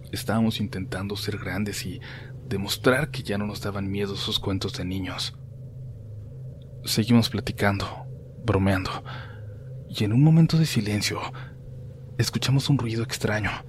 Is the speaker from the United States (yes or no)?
yes; Long Beach, California, United States; born there; A mí me tocó nacer aquí en Long Beach, California. Mis hermanos mayores nacieron en México y yo no tuve quizás tanto contacto con mis raíces mexicanas.